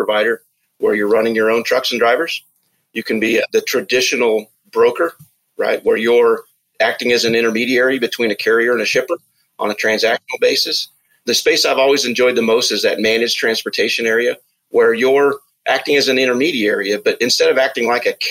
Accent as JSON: {"language": "English", "town": "Des Moines", "region": "Iowa", "country": "United States", "tie": "born or raised there", "said": "I grew up here in Des Moines."}